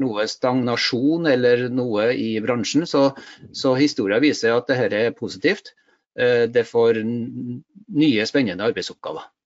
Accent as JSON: {"language": "Norwegian", "town": "Stjørdal", "region": "Trøndelag", "country": "Norway", "tie": "born or raised there", "said": "jeg er ektefødt trønder fra Stjørdal. Så eh, der har jeg bodd hele livet mitt"}